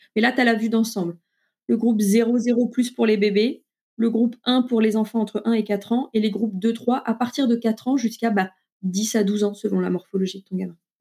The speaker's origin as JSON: {"language": "French", "country": "France", "said": "chez nous en France"}